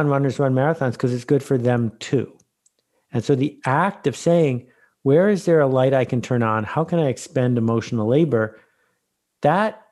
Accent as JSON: {"language": "English", "area": "Algonquin Park", "region": "Ontario", "country": "Canada", "said": "I'm from Algonquin Park, so not that far away"}